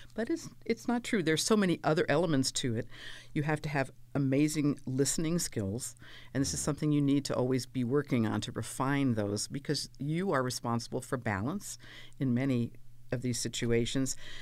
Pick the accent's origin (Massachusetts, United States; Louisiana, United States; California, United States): California, United States; also born or lived in Pennsylvania / Maryland / New York; I'm basically a Californian since I was five